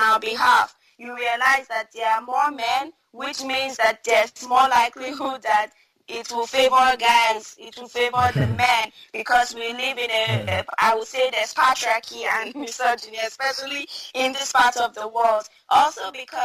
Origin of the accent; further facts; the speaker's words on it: Northern Nigeria, Nigeria; I come from Northern Nigeria